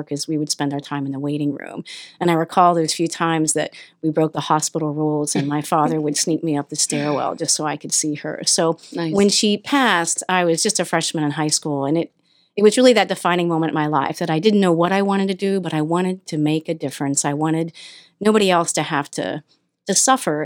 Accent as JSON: {"language": "English", "town": "Newport", "region": "Ohio", "country": "United States", "tie": "born or raised there", "said": "I grew up right on the Ohio River between Ohio-West Virginia border, Washington County, a little town called Newport"}